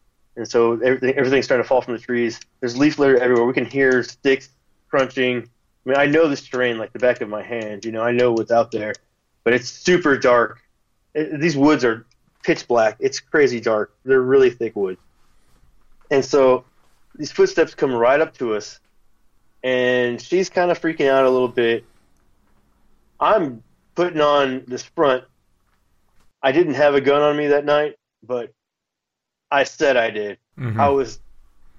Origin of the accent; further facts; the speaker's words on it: Houston, Texas, United States; there's a big pond behind my house where I grew up in Forest Cove